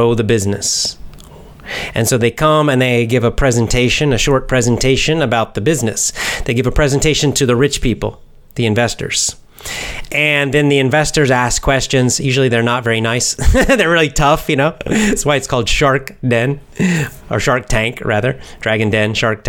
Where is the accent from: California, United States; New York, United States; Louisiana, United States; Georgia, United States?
Georgia, United States; now in Osaka, Japan; I'm from United States, America, and born in the United States, and specifically from the southeast part of America, Georgia, the state of Georgia, not the country, the state